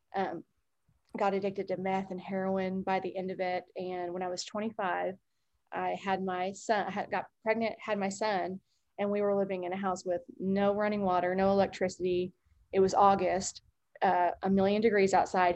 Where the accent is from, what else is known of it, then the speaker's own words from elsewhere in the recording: Norman, Oklahoma, United States; I grew up in Norman, Oklahoma